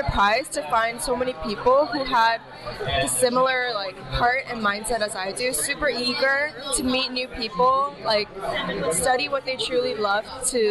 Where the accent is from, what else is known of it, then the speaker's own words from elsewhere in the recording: Los Angeles, California, United States; now in Philadelphia, United States; I'm from Los Angeles, California.